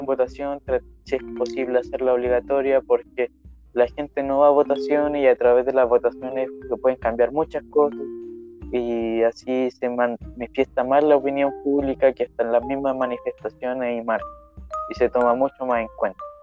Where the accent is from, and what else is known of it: Chile